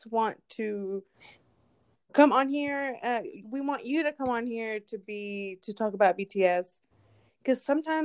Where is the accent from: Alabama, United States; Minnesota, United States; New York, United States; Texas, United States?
Texas, United States; I'm from Texas, and when I say Texas, I mean small town, was surrounded by cows and farms